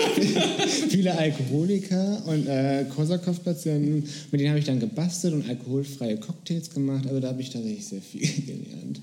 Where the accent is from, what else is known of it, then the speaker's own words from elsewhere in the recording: Bremen, Germany; now in Berlin, Germany; ich komme aus Bremen tatsächlich